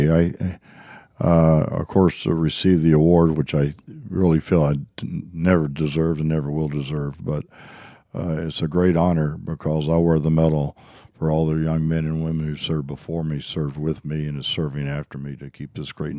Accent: South Carolina, United States; Well, we kind of lived out in the hills and in the foothills of the mountains, and my father was probably my greatest mentor or advisor before growing up out there in the hills.

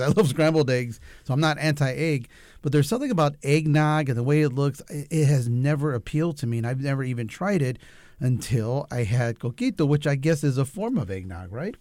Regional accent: United States; I'm Mexican American

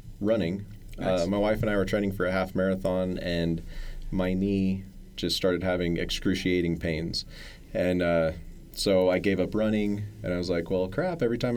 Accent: Farmington, New Mexico, United States; from Farmington. Grew up there

